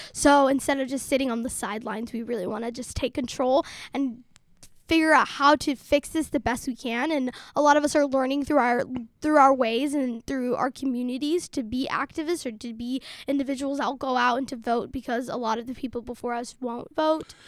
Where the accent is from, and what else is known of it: Salt Lake City, Utah, United States; born or raised there; first language Somali; also born or lived in Dadaab, Kenya / Somalia (ancestry)